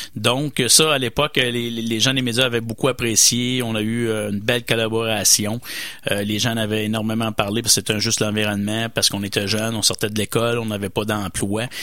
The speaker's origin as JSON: {"language": "French", "region": "Quebec", "country": "Canada", "said": "chez nous au Québec"}